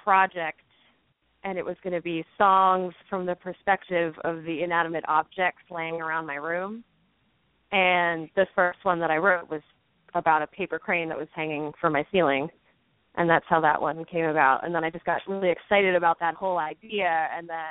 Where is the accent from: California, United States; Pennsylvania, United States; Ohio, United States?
Pennsylvania, United States; Doylestown; I grew up in Doylestown, which is a suburb outside of the city. So maybe I just never picked up that classic Philly accent